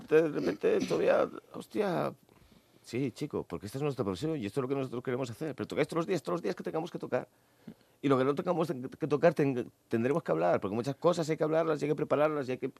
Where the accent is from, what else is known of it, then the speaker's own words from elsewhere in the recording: Asturias, Spain; éramos asturianos